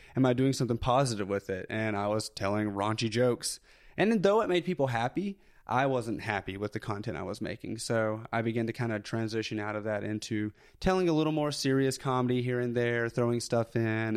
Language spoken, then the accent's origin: English; Tuscumbia, Alabama, United States; accent: Southern; I grew up in North Alabama, so super small town, uh, where Helen Keller was born, actually. So Tuscumbia, Alabama